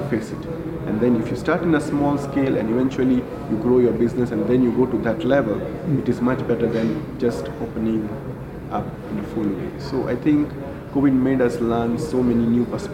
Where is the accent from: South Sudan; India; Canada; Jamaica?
India; Mumbai, Maharashtra; moved away as an adult; now in Kenya; I grew up in India. I was born and brought up in Mumbai